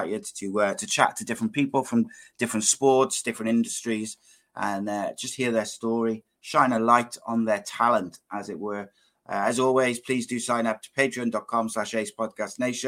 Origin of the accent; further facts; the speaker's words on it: Welsh, Wales, United Kingdom; as a Welshman